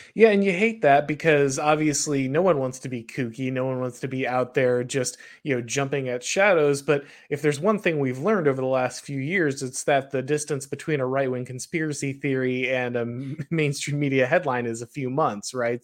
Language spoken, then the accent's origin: English; the South, United States; I'm from the South